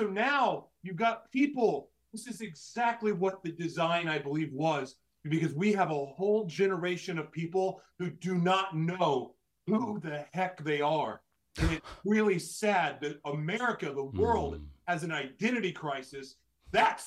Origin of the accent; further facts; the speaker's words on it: Oklahoma, United States; I grew up in Oklahoma, going to church all the time